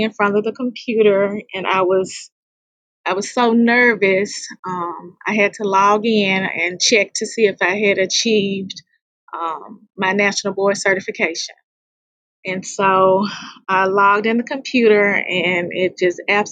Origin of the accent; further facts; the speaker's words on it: Memphis, Tennessee, United States; I'm a native Memphian. I'm from Memphis, Tennessee. This is my 23rd year in education. I grew up in the historic Orange Mound community